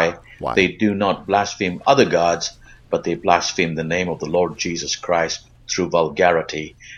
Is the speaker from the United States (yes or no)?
no; Canada; also born or lived in Mississauga; And as a Canadian